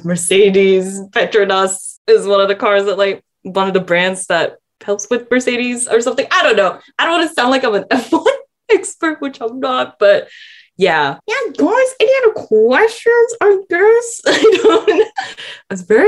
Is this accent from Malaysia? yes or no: yes; Malaysia; now in Australia; my life as a Malaysian born and raised